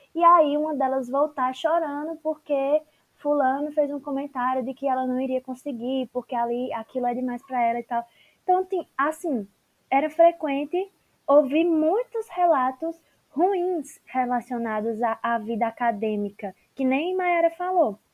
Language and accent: Portuguese; Petrolina, Pernambuco, Brazil; sou aqui de Petrolina, em Pernambuco